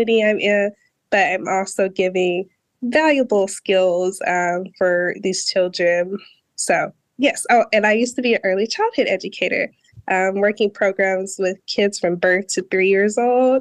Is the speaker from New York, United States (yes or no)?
no; New Mexico, United States; also born or lived in Denver, Colorado; I'm originally from New Mexico, but for a brief span of my childhood, I lived in Denver, Colorado.